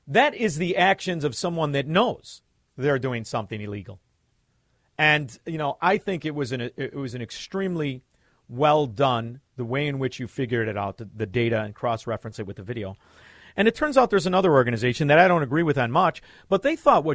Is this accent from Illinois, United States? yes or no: yes; Chicago, Illinois, United States; I grew up in Chicago, Illinois.